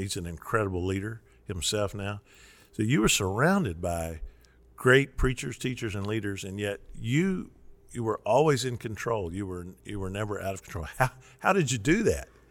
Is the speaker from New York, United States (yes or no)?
no; Kentucky, United States; in Kentucky we don't say Western, we say West Kentucky.